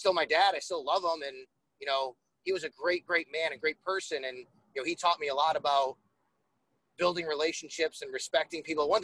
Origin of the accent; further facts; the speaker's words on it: Buffalo, New York, United States; also born or lived in Syracuse; I grew up in Buffalo. I'm a Buffalo sports fan.